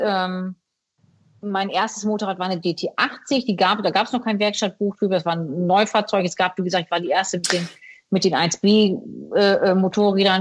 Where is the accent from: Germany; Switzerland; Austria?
Germany; Bremen; ich bin ja in Bremen geboren